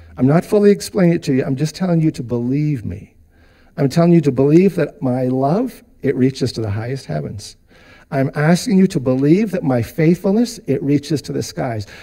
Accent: Vancouver, British Columbia, Canada; moved away; we spent a lot of years in BC, and I grew up in Vancouver

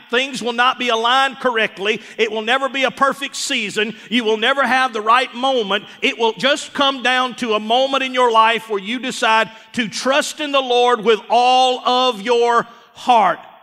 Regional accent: Columbus, Mississippi, United States; moved away as an adult; also born or lived in Starkville, Mississippi; now in Forest, United States; We're from Columbus, Mississippi. Starkville.

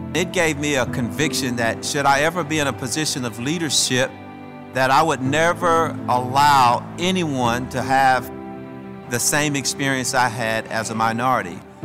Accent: Shreveport, Louisiana, United States; When I was growing up in Shreveport

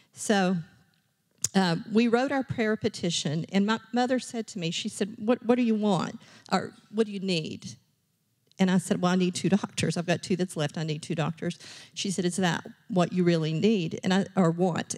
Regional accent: Richlands, Virginia, United States; I grew up in Rich Lands, Virginia

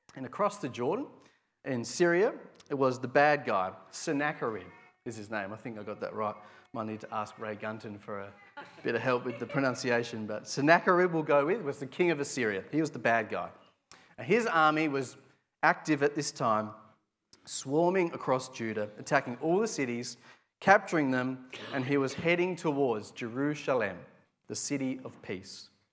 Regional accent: Adelaide, South Australia, Australia; I'm from Adelaide

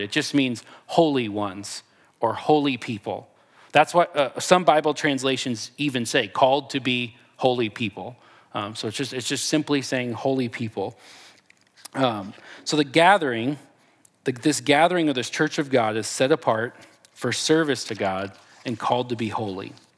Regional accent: Texas, United States; I'm from Texas

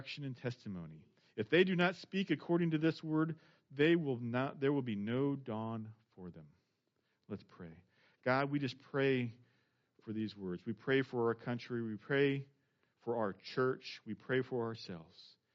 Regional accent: Indiana, United States; now in Missouri, United States; I grew up in Indiana

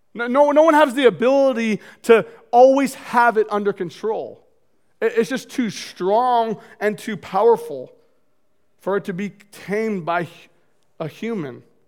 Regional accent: Marysville, Washington, United States; I grew up in North Marysville, two older brothers

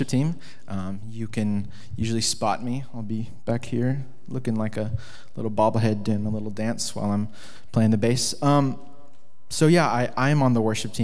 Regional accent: Seattle, Washington, United States; growing up in Seattle

